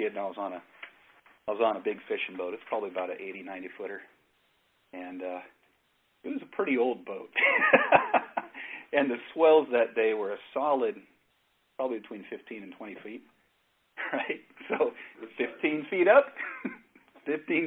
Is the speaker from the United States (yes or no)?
yes; Northern California, United States; moved away; originally I'm from Northern California. I was born up in Northern California, and I spent much of my growing up off on the coast